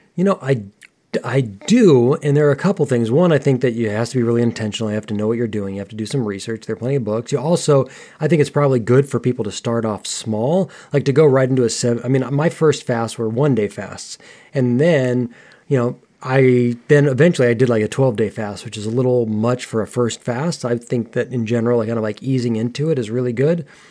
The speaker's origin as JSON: {"language": "English", "country": "United States", "tie": "born or raised there", "said": "I grew up in America, and particularly during my teen years"}